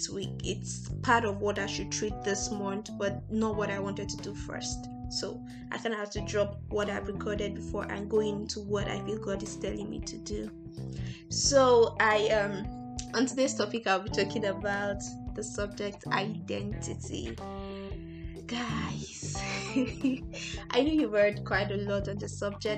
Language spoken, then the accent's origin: English; Nigeria; I'm a Nigerian